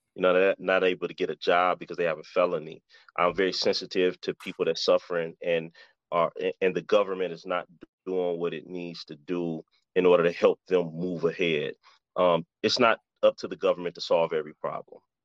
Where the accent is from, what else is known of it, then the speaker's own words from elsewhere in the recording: Detroit, Michigan, United States; I was born and raised in Detroit